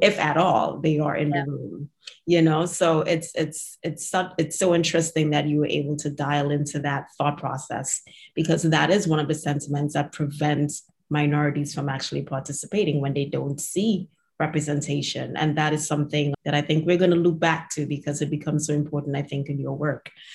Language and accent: English; Trinidad & Tobago; now in United States; I grew up in Trinidad